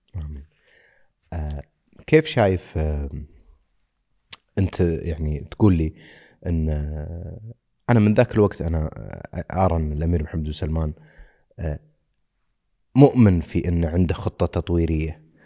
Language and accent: Arabic; Saudi Arabia; عندنا بالسعوديه